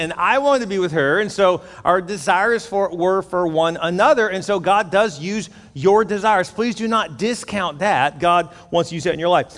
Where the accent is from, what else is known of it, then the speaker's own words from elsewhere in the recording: Houston, Texas, United States; now in Corpus Christi, United States; I grew up in Houston